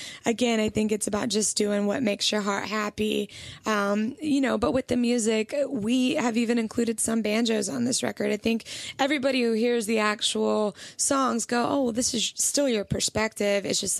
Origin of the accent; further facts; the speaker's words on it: Alabama, United States; So we grew up in Alabama, and we were writing a lot out of Nashville.